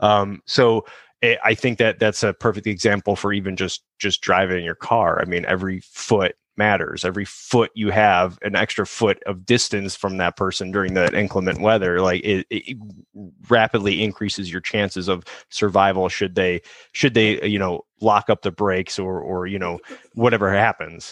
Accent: Chicago, Illinois, United States; now in Southern California, United States; growing up in Chicago

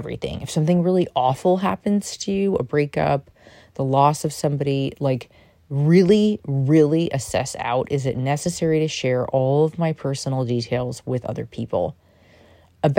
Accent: New York, United States; I'm a New Yorker

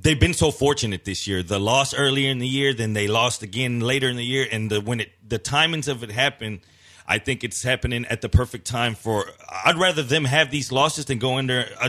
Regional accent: Houston, Texas, United States; we're from Houston and we're sitting here

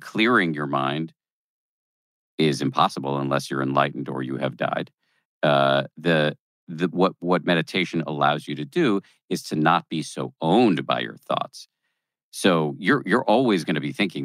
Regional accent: Massachusetts, United States; born or raised there

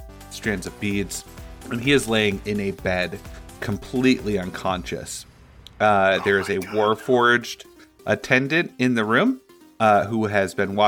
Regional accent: Indiana and Michigan, Midwest, United States; We're from Indiana and Michigan

